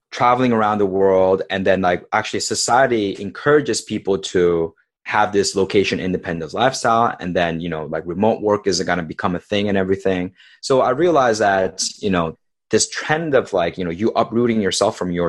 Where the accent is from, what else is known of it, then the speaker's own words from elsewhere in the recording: South Korea; also born or lived in California, United States; So I was born in California, and when I was two, my family moved to South Korea.